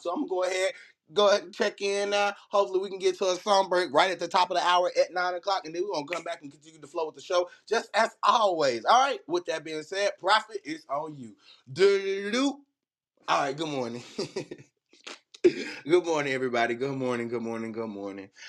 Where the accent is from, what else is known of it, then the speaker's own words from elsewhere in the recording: Birmingham, Alabama, United States; God plucked me up out the south of Birmingham, Alabama